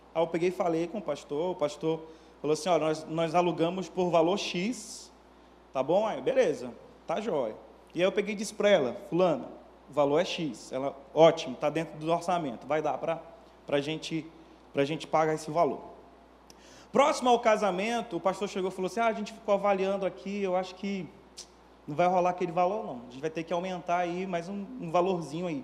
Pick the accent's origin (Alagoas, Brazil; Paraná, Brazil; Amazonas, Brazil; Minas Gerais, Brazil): Amazonas, Brazil; Manaus; moved away as an adult; also born or lived in Belo Horizonte; now in Rio de Janeiro, Brazil; eu sou natural de Manaus